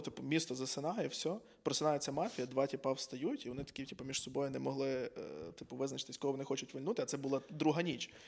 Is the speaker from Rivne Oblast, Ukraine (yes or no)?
no; Ivano-Frankivsk, Ivano-Frankivsk Oblast, Ukraine; Я з Франківська